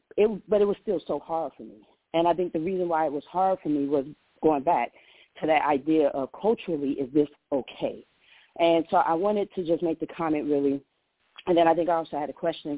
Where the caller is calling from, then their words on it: Powder Springs, Georgia, United States; I'm calling from Powder Springs, Georgia.